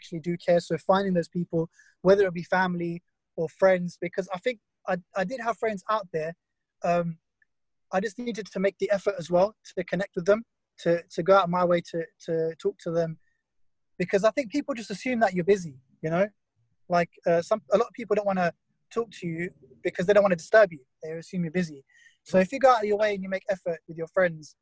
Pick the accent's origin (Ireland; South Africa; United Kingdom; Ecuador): United Kingdom; Essex, East of England; growing up in Essex